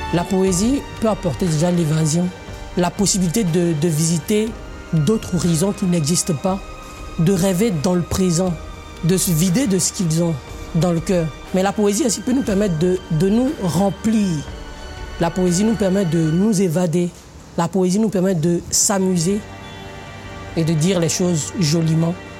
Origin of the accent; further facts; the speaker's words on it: Côte d’Ivoire; Je suis africain, je suis ivoirien, j'assume, je suis tagouanan